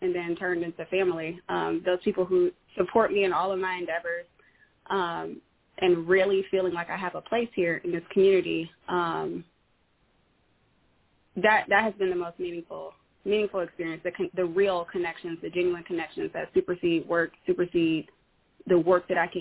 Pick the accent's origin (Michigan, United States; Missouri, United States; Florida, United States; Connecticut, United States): Michigan, United States; Detroit; now in Bellevue, United States; I'm originally from Detroit